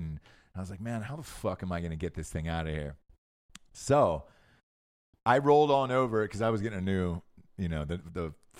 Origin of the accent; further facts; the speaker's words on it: Ireland; And all I could say, what do you want from me? I'm Irish.